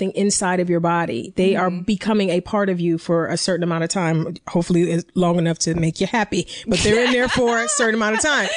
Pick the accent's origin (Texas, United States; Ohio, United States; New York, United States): Ohio, United States; East Cleveland; now in Los Angeles, United States; I grew up in East Cleveland, Ohio